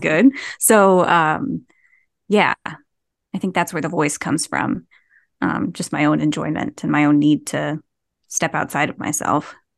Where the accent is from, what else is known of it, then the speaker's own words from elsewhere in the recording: New Jersey, United States; I'm from New Jersey